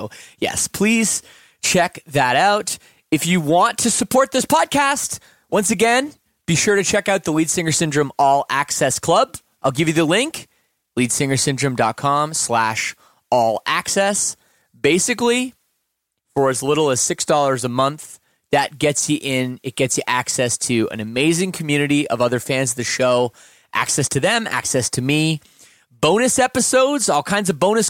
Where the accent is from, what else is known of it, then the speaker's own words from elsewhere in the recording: Canada; you know, kind of just being Canadian, you know, like following the media a little bit.